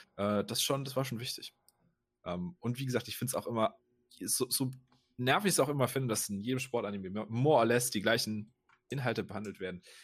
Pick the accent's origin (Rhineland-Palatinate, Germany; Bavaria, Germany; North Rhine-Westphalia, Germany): Rhineland-Palatinate, Germany; in meiner Heimatregion